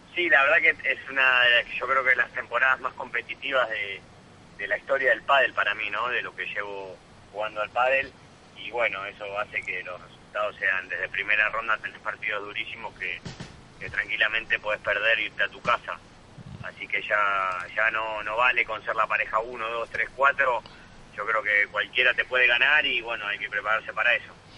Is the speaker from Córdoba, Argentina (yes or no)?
no; Buenos Aires, Argentina; moved away; also born or lived in Bilbao, Spain; soy argentino y me gustaría ganar en donde nací